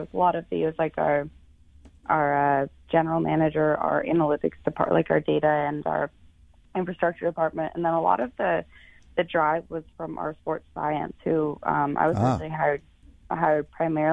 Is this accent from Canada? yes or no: yes; Canada; moved away; I'm from Canada, so it's great being back in Canada.